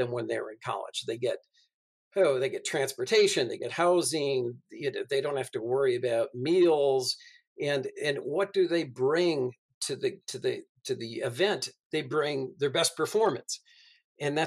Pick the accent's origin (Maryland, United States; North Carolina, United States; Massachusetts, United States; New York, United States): Massachusetts, United States; I grew up in Massachusetts back in the 70s